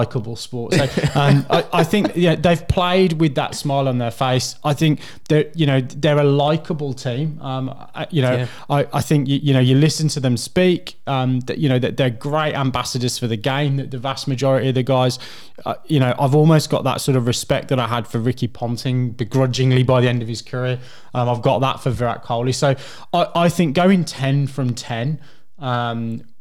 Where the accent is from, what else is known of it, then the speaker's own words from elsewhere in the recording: England, United Kingdom; I'm English